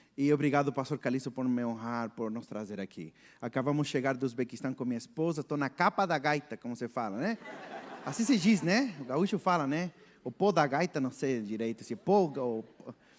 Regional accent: Chile; Portuguese is a second language; moved away as an adult; also born or lived in Brazil; sou chileno, brasileiro, nasci no Chile, vim aqui estudar na faculdade baixista

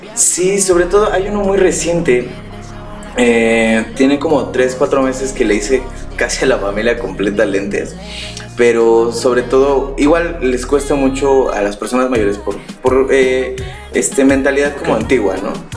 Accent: Pachuca, Hidalgo, Mexico; yo soy de aquí de Pachuca

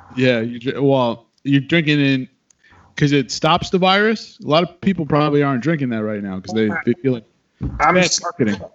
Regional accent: New York, United States; now in Los Angeles, United States; I'm from New York

